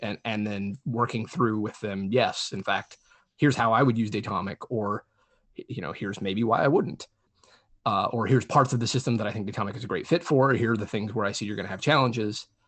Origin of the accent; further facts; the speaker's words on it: New Mexico, United States; I grew up in New Mexico, which is a pretty rural state